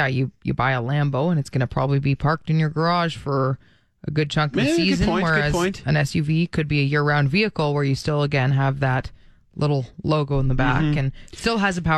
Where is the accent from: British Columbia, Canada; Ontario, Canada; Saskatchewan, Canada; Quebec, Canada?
Ontario, Canada; Toronto; moved away as an adult; now in Canadian Prairies; growing up in Toronto